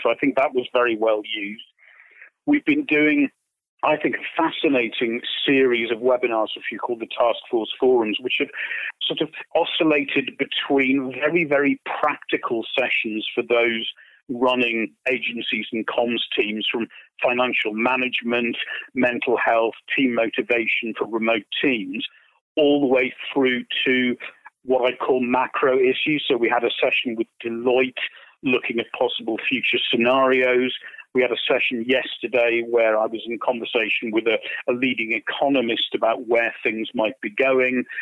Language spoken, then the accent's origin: English; United Kingdom; I say this as a Brit